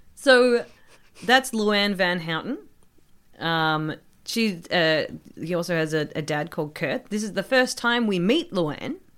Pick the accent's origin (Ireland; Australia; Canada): Australia; accent: proper Australian; my proper Australian accent